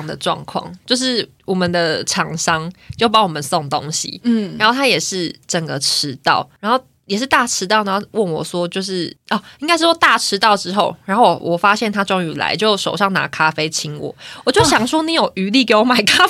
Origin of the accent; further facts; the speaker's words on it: Taiwan; accent: Taiwanese Mandarin; 我刚刚是不是讲台湾国语啊？